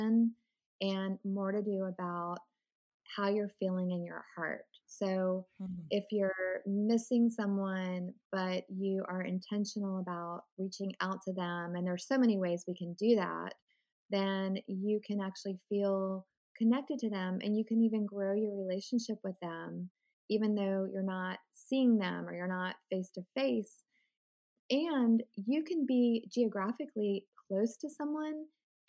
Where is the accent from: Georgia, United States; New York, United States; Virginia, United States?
Virginia, United States; Richmond; now in Winston-Salem, United States; I grew up in Richmond, Virginia, and that's where my whole family lives